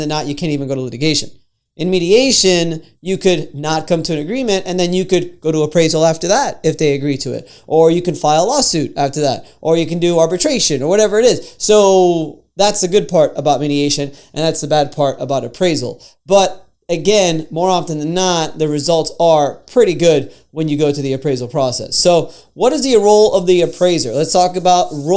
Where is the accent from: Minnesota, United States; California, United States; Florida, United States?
Florida, United States; I'm from Florida